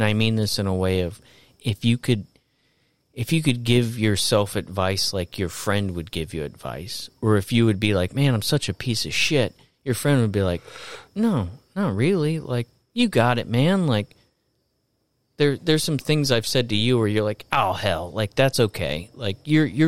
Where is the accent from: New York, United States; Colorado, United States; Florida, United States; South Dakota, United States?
Florida, United States; And I grew up in Florida.